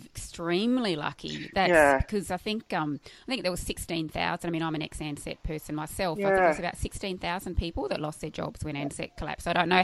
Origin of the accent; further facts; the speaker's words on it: Tamworth, New South Wales, Australia; I'm from Tamworth, actually. I was born in Tamworth.